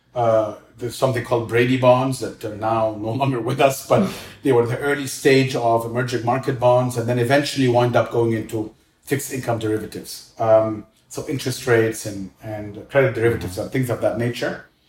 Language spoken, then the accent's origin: English; Cairo, Cairo Governorate, Egypt; I grew up in Cairo. I'm Egyptian.